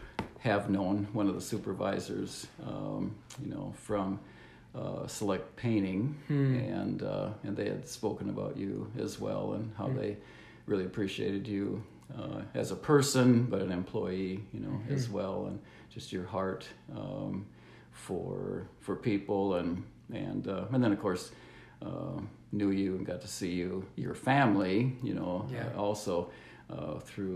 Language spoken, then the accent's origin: English; Le Sueur, Minnesota, United States; now in Sioux Falls, United States; I was born in Le Sueur, Minnesota